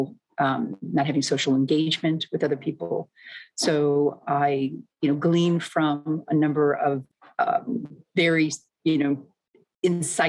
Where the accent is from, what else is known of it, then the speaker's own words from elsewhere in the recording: Midwest, United States; moved away as an adult; also born or lived in New York; I was brought up in the Midwest